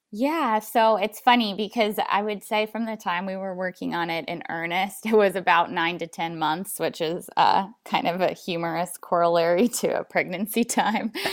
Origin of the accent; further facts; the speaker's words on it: Alaska, United States; I was born and raised in Alaska